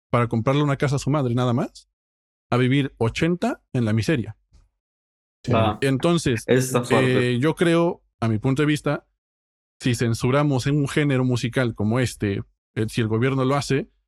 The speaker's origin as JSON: {"language": "Spanish", "country": "Mexico", "moved": "yes", "said": "como inmigrante mexicano"}